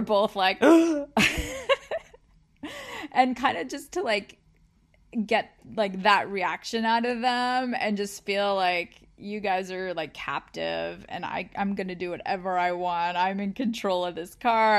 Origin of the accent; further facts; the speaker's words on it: California, United States; growing up in California by the beach